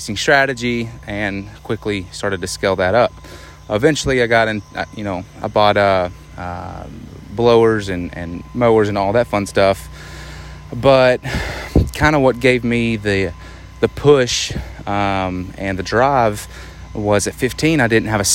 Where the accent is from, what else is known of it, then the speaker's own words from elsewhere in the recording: Arkansas, United States; I'm from Arkansas